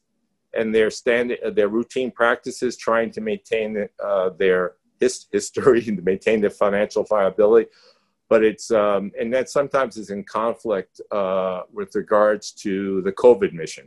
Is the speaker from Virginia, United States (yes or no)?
no; New York, United States; accent: New York; I'm from New York